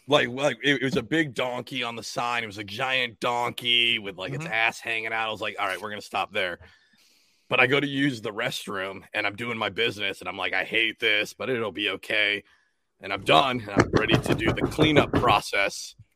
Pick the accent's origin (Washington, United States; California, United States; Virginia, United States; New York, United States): Washington, United States; moved away as an adult; also born or lived in Atlantic City, New Jersey; now in South Jersey, United States; I'm not from here. I'm from Washington State